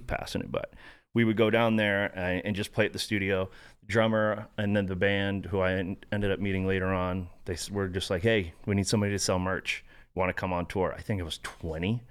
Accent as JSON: {"language": "English", "region": "Florida", "country": "United States", "tie": "born or raised there", "also_born_or_lived": "San Diego, California", "said": "grew up in Florida, which was the furthest place away from the military"}